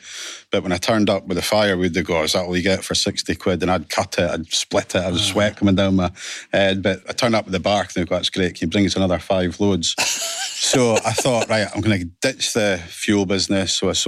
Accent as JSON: {"language": "English", "area": "Aberdeen, Alva, Callander", "region": "Scotland", "country": "United Kingdom", "tie": "born or raised there", "said": "Originally, Ellen Academy up in Aberdeen."}